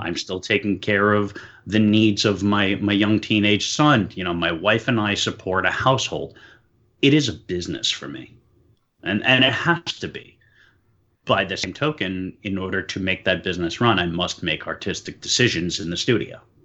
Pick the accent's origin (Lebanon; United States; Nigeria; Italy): United States; New York City, New York; moved away as an adult; now in Pennsylvania, United States; I was born and raised in New York City